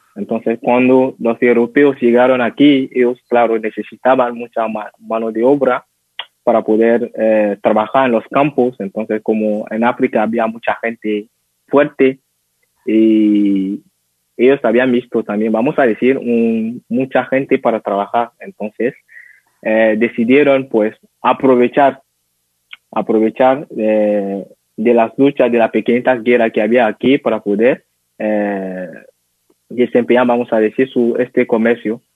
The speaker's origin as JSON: {"language": "Spanish", "country": "Benin", "tie": "born or raised there", "second_language": "Spanish", "said": "yo ahora estoy en Benin, nací aquí, en una pequeña ciudad que se llama Gaza."}